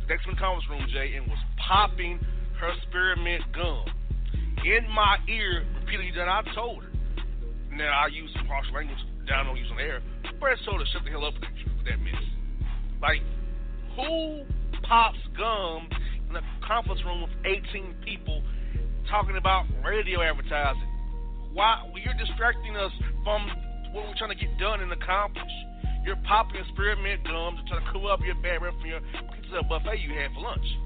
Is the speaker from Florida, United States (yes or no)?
yes; Florida, United States; moved away; How things going down in my home state of Florida right now?